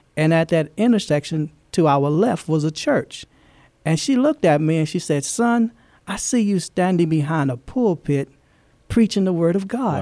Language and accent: English; Louisiana, United States; moved away as an adult; also born or lived in Fort Knox, Kentucky; now in San Antonio, United States; I'm from, um, originally from Louisiana. That's, that's my home